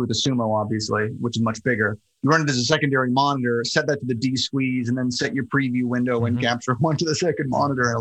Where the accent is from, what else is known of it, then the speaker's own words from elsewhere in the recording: Florida, United States; moved away as an adult; also born or lived in Miami; now in New York, United States; I grew up in Florida